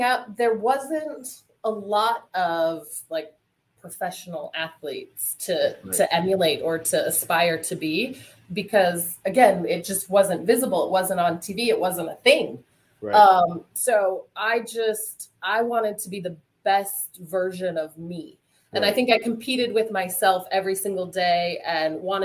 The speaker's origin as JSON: {"language": "English", "region": "Montana", "country": "United States", "tie": "born or raised there", "said": "I grew up in Montana."}